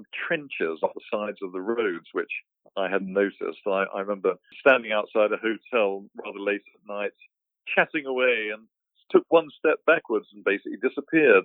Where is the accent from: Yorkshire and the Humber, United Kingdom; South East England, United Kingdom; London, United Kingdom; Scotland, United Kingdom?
South East England, United Kingdom; Wooburn Green; moved away; being British, you know, my local church in Woburn Green in Buckinghamshire is a 12th century church. So you can go in there, and, you know, which I did, sang in the choir there.